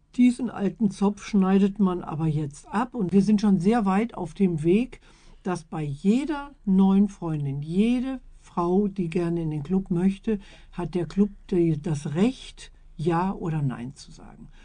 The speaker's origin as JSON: {"language": "German", "town": "Iserlohn", "region": "North Rhine-Westphalia", "country": "Germany", "tie": "born or raised there", "also_born_or_lived": "Letmathe", "said": "Ich bin in Iserlohn geboren"}